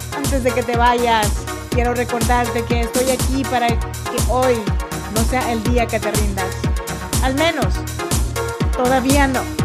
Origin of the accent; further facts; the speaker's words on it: Chinantla region, Oaxaca, Mexico; now in Sacramento, United States; Yo nací en Oaxaca, México, en la región chinanteca, pero yo vivo y grabo este podcast desde Sacramento, California.